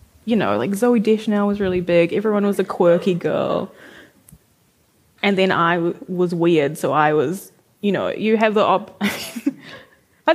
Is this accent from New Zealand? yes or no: yes; Auckland, New Zealand; I used to write in the food court at Lynn Mall in New Lynn when I was a teenager because, like, I'm from West Auckland